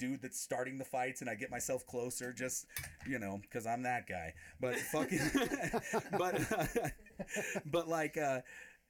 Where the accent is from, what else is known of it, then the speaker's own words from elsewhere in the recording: Crestline, California, United States; I carry like a little bit of funny little mountain ghetto swagger from growing up in Crestline